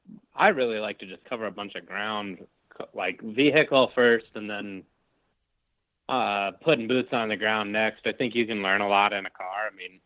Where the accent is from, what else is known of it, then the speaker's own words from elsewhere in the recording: Ohio, United States; if I go to a new area in my home state of Ohio